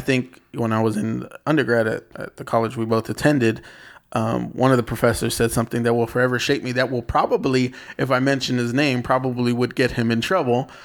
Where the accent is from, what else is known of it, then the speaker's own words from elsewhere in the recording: San Bernardino, California, United States; moved away as an adult; now in Los Angeles, United States; I grew up in San Bernardino